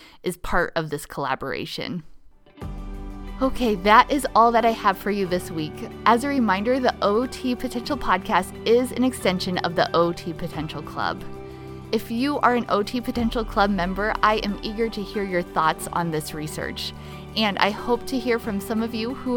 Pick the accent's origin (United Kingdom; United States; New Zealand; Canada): United States; Nebraska; my home state of Nebraska